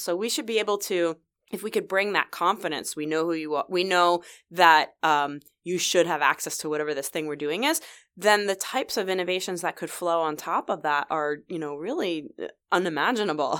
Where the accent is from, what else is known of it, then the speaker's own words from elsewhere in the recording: New Jersey, United States; moved away as an adult; now in Vancouver, Canada; I'm originally from New Jersey, so I'm kind of a New York, New Jersey girl.